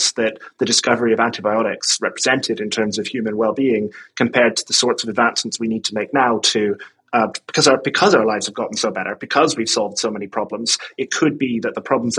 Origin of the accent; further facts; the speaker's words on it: Ireland; moved away as an adult; now in London, United Kingdom; I live in London, but I'm from Ireland. I moved here in 2009